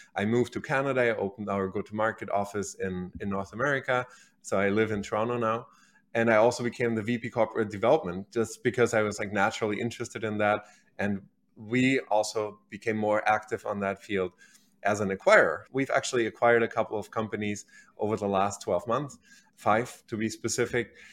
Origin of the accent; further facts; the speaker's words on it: Berlin, Germany; moved away; originally, I'm from Germany, so I was born and raised in Berlin, the capital of Germany, and that's where I grew up, went to high school